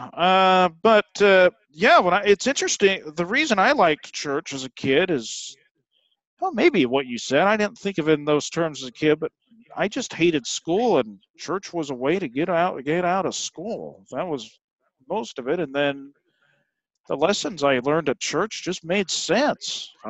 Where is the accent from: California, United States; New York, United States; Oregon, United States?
Oregon, United States; Eastern; I'm from Eastern Oregon